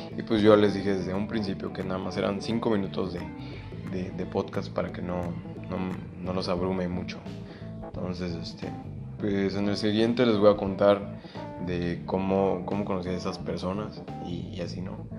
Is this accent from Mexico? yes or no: yes; Mexico; yo soy de México